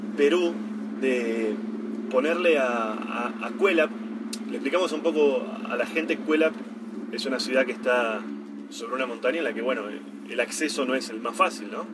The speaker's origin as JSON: {"language": "Spanish", "country": "Argentina", "said": "nosotros tenemos la idea de que Argentina es un país muy desordenado, con mucha corrupción y demás"}